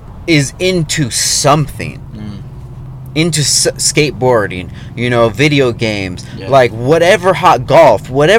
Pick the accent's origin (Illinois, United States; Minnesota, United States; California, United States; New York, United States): California, United States; Oxnard; I come from Oxnard, California